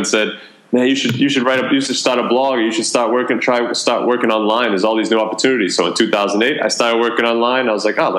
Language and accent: English; Boston, Massachusetts, United States; moved away as an adult; also born or lived in Atlanta, Georgia / Amherst, Massachusetts / Melbourne, Australia; I'm actually originally from Boston